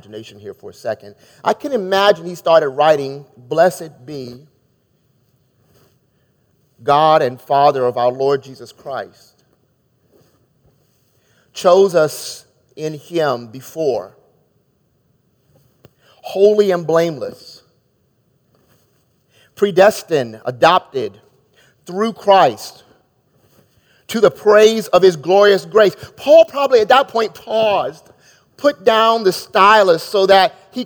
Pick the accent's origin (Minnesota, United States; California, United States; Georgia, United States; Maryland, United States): Maryland, United States; moved away as an adult; now in Chicago, United States; growing up in Maryland